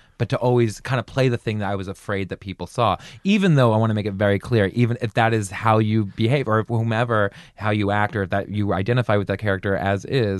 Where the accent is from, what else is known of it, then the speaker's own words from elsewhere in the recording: just north of Baltimore, Maryland, United States; I grew up just north of Baltimore.